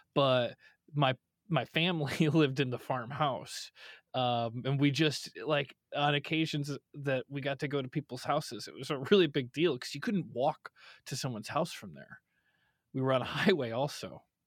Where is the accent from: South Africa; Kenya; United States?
United States; Cary, Illinois; born or raised there